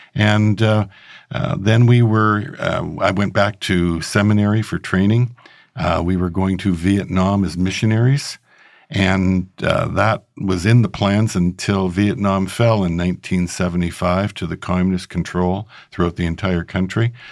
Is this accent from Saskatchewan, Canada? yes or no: yes; Regina, Saskatchewan, Canada; I grew up in Regina, Saskatchewan, Canada.